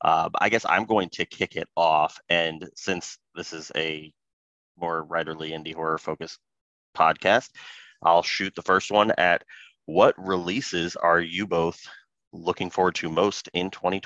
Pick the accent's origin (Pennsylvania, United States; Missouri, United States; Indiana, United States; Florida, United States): Indiana, United States; Northern; I am also US native and I am from Northern Indiana. So the land of cornfields.